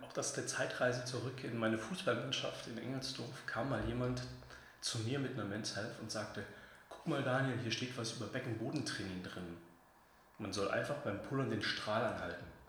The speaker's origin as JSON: {"language": "German", "town": "Leipzig", "region": "Saxony", "country": "Germany", "said": "ich bin selber Leipziger"}